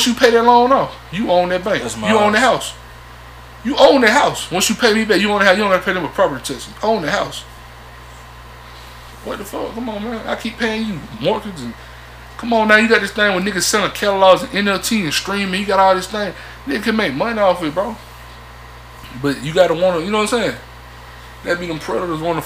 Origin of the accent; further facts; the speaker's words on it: the South, United States; I'm from the South